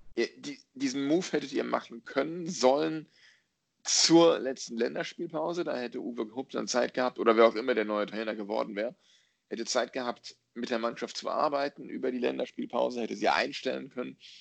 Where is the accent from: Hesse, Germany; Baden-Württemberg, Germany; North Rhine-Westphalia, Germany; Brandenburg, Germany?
North Rhine-Westphalia, Germany; ich bin Westfale.